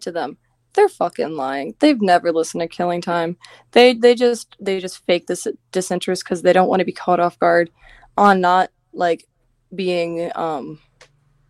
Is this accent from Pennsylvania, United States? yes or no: no; New Jersey, United States; I'm from Jersey